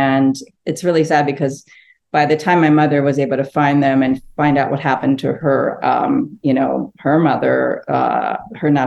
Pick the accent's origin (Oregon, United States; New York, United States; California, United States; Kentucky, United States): California, United States; Los Angeles; English is a second language; also born or lived in Phnom Penh, Cambodia / Seoul, South Korea; now in New Orleans, United States; growing up